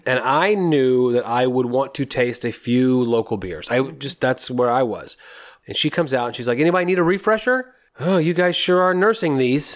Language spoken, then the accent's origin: English; New Hampshire, United States; I'm from New Hampshire